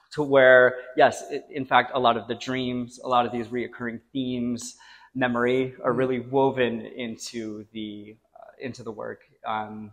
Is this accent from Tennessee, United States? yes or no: no; Rutland, Vermont, United States; born or raised there